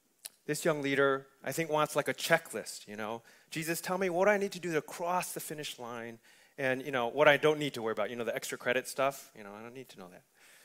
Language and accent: English; Wisconsin, United States; I come from Wisconsin, so you know we don't get that kind of food.